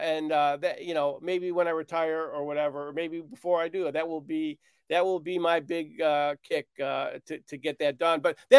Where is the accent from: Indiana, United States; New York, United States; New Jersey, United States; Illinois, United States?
Illinois, United States; Chicago; I grew up in Chicago.